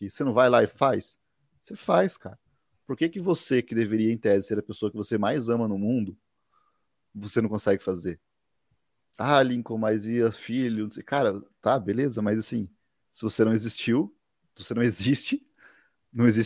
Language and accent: Portuguese; Guarapuava, Paraná, Brazil; born there; nasci aqui é, em Guarapuava, Paraná.